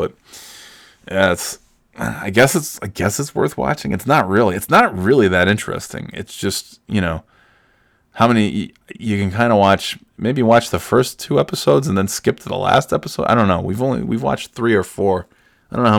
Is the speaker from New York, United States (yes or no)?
yes; Burnt Hills, New York, United States; moved away; I'm from Burn Hills